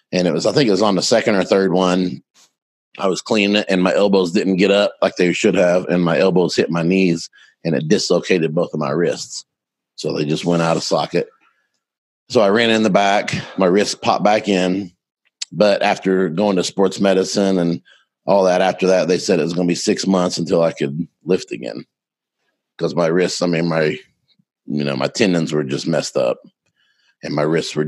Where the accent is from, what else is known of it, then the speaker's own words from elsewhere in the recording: Mustang, Oklahoma, United States; I'm from Mustang, Oklahoma, just outside of Oklahoma City. Grew up on a farm when I was 6 years old